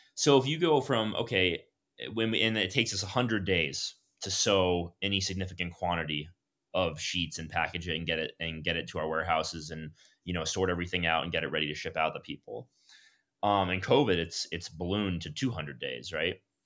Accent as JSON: {"language": "English", "town": "Miami", "region": "Florida", "country": "United States", "said": "I'm from South Florida, from Miami"}